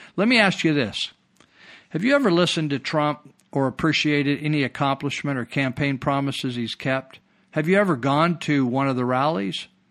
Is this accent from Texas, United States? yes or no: no; Marysville, California, United States; when I was raised in Marysville